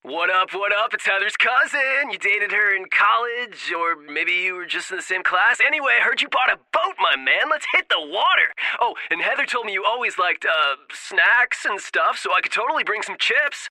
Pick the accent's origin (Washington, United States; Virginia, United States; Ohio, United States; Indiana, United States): Ohio, United States; Cleveland; my hometown